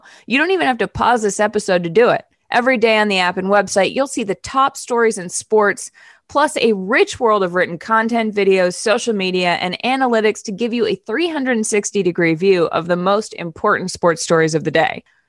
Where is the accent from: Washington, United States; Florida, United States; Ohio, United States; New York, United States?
New York, United States; New York City; I say, this as maybe the most East Coast person in the world